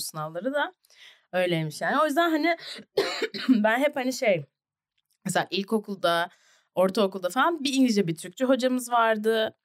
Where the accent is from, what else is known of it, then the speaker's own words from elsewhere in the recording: Ankara, Turkey; also born or lived in New Jersey, United States; ben Bilkent'te, BAPS'ta okudum